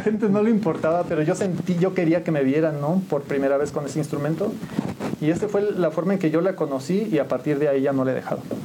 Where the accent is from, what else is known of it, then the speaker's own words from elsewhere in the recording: San Juan del Río, Querétaro, Mexico; yo nací aquí en San Juan del Río